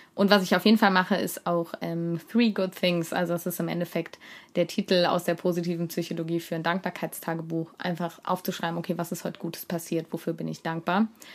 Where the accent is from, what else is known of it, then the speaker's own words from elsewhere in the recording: Cologne, North Rhine-Westphalia, Germany; ich komme aus Köln